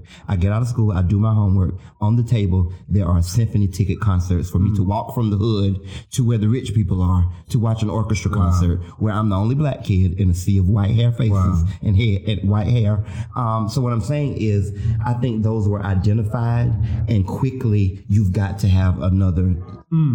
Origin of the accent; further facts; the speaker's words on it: the South, United States; I'm from the South. I'm from the poor South